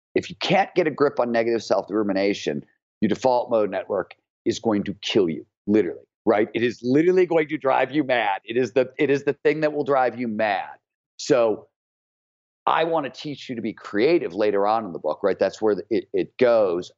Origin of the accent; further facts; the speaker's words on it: Cleveland, Ohio, United States; growing up in Cleveland, Ohio